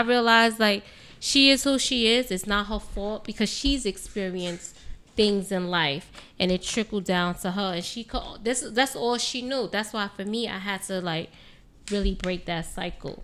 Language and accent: English; New York City, New York, United States; I'm from New York, born and raised in New York